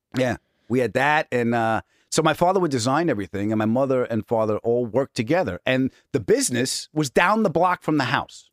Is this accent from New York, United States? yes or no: yes; Huntington, New York, United States; also born or lived in Queens, New York; I was born in Queens and I was raised on Long Island